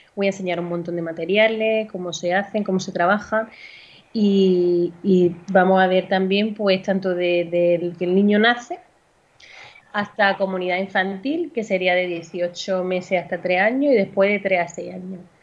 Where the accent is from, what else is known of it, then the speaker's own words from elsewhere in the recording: Andalusia, Spain; moved away as an adult; now in Valencia, Spain; vivo actualmente en Valencia, aunque soy andaluza